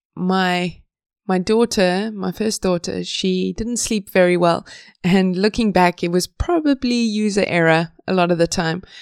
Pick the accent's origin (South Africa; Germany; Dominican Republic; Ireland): South Africa; moved away as an adult; now in Sweden; I'm from South Africa